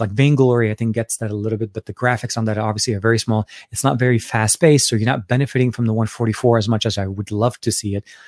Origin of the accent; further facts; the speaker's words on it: Beirut, Beirut Governorate, Lebanon; my home country, uh, and not only that, from my home city, Beirut, Lebanon.